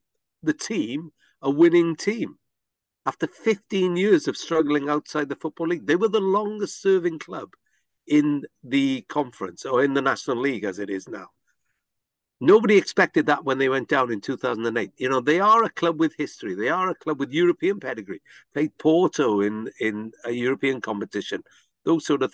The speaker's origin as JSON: {"language": "English", "region": "Wales", "country": "United Kingdom", "said": "we're not English. We're Welsh"}